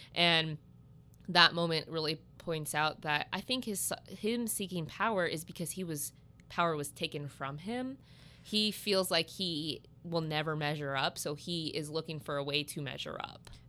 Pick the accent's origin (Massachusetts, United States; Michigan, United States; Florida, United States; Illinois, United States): Illinois, United States; Southern; I'm from Southern Illinois